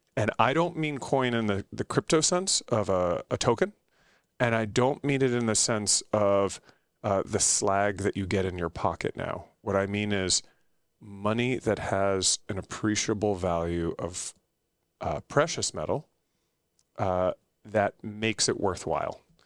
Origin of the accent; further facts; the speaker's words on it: United States; also born or lived in United Kingdom; I'm American